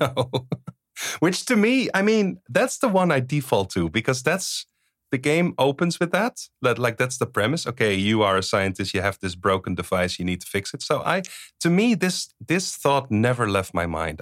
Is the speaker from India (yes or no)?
no; Netherlands; English is a second language; I'm from the Netherlands. People speak Dutch.